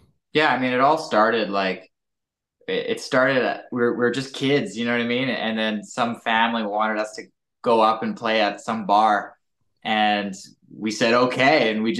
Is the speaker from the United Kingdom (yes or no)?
no; Canada; We're brothers from Canada